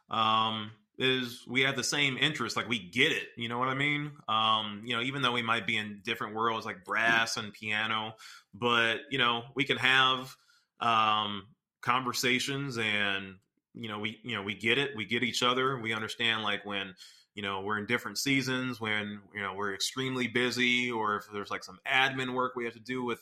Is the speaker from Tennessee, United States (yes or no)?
yes; Memphis, Tennessee, United States; I'm from Memphis, Tennessee